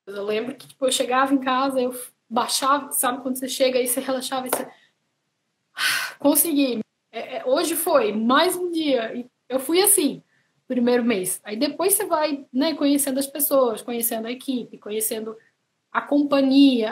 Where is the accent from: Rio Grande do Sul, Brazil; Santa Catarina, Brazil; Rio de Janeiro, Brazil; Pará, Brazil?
Santa Catarina, Brazil; moved away as an adult; now in Ireland; eu sou de Santa Catarina, é, sou de uma cidadezinha pequena.